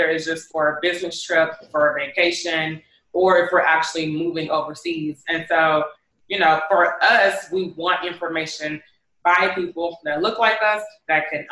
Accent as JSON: {"language": "English", "town": "Houston", "region": "Texas", "country": "United States", "moved": "as an adult", "lives_now": "Bangkok, Thailand", "said": "I'm originally from Houston"}